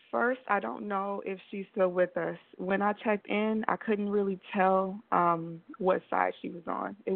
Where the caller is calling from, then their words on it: Belize; I am calling from Belize right now.